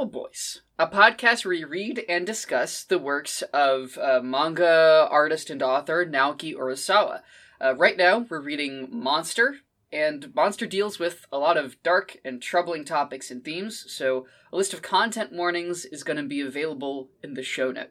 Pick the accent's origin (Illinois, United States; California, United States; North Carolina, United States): North Carolina, United States; Chapel Hill; I'm from Chapel Hill